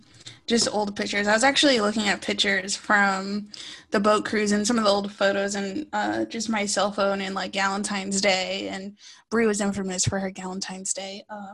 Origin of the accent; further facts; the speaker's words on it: Wampanoag, Massachusetts, United States; I'm a Kwinawapanog. That's a nation in Massachusetts.